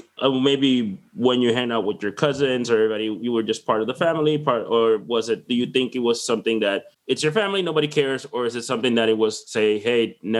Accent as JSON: {"language": "English", "town": "Fredericton", "region": "New Brunswick", "country": "Canada", "tie": "born or raised there", "said": "So growing up in Fredericton is the capital of New Brunswick. It's basically a government town."}